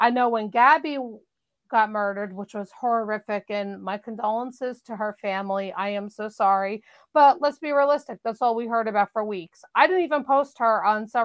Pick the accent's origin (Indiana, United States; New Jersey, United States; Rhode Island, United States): New Jersey, United States; I'm from New Jersey